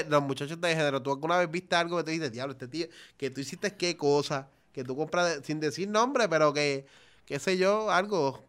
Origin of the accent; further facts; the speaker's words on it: Naranjito, Puerto Rico; Yo vengo de Naranjito, vengo desde abajo